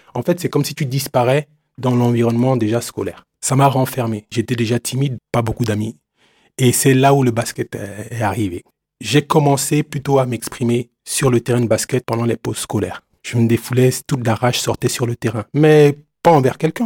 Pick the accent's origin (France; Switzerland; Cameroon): Cameroon; Douala, Littoral; moved away; Je suis né à Douala, Cameroun. C'est une ville euh, côtière